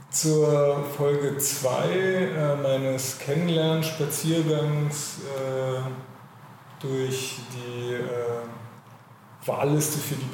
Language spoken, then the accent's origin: German; Berlin, Germany; Ich bin ja auch äh, in Berlin geboren und da gibt es von uns ja gar nicht so viele. Äh, aber ich bin in Wilmersdorf groß geworden.